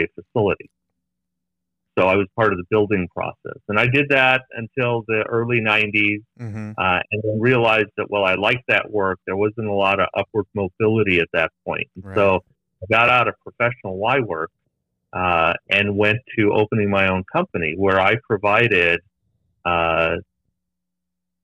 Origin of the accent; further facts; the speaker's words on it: Los Angeles, California, United States; I was born and raised in Los Angeles, Northeast Los Angeles, in a small community called Eagle Rock